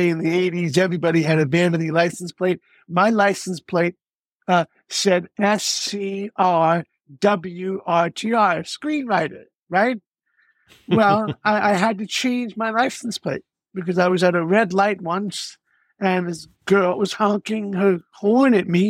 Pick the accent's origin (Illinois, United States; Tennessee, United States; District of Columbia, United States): District of Columbia, United States; Washington; moved away as an adult; I was 12 years old when I grew up in Washington, D.C.